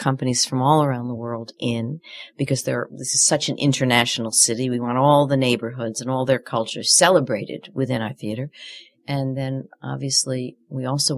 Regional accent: New York City, New York, United States; now in Chicago, United States; I grew up in New York City

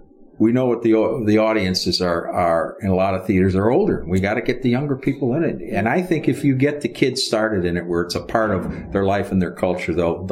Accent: Chicago, Illinois, United States; I was born and raised in the Northwest Side in this area. I know this area.

